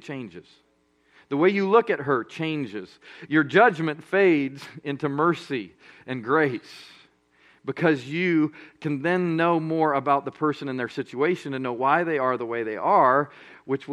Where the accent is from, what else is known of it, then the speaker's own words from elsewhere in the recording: Colorado Springs, Colorado, United States; moved away as an adult; now in Birmingham, United States; I grew up in Colorado Springs, Colorado